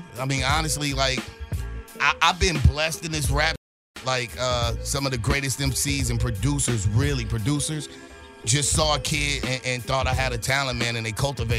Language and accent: English; Los Angeles, California, United States; I'm from Watson Carson. Don't let the rap fool you. I am born and raised here.